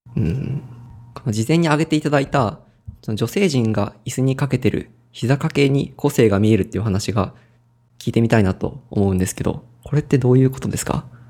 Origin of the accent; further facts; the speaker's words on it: Ehime, Japan; 地元が愛媛なんですけど